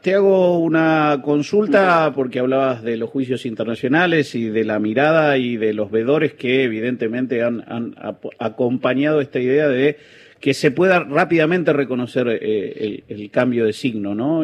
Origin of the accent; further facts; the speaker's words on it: Bolivia; also born or lived in La Paz; nos ha dado al pueblo boliviano